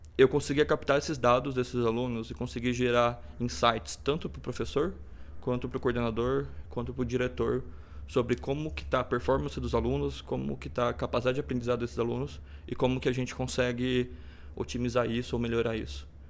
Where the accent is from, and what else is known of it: Presidente Prudente, São Paulo, Brazil; born or raised there; also born or lived in Gabriel Monteiro, São Paulo